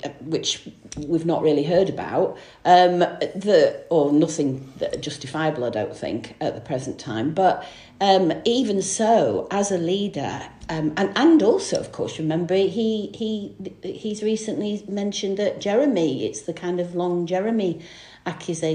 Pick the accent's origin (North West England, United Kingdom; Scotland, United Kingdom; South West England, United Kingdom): North West England, United Kingdom; Stockport; also born or lived in Manchester; I was born in Manchester, but grew up in Greater Manchester in the Stockport area